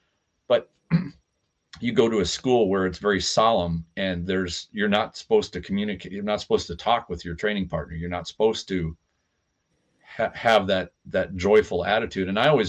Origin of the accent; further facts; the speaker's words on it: United States; I'm an American.